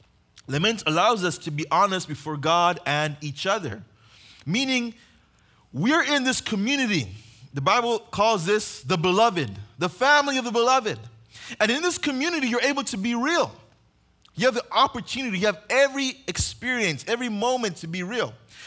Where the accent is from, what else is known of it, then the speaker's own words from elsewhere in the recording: Uganda; now in United States; If you guys don't know, I grew up on mission in Uganda.